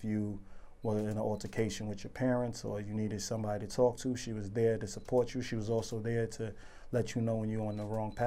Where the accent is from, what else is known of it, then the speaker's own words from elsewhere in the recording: New York City, New York, United States; I'm from Spanish Harlem. I was raised in Taft Projects